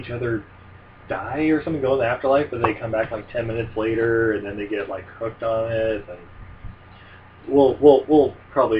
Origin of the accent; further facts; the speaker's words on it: Ogden, Utah, United States; my hometown of Ogden, Utah.